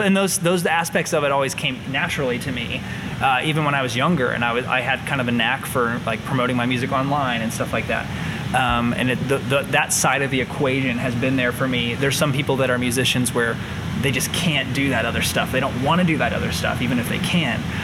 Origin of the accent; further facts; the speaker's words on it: New Palestine, Indiana, United States; now in Indianapolis, United States; I grew up in New Palestine, Indiana